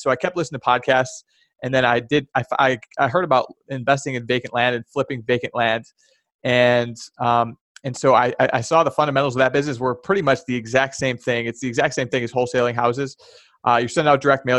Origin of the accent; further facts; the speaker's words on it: Chicago, Illinois, United States; moved away as an adult; also born or lived in California / Charlotte / Boston; I grew up born and raised in the Chicagoland area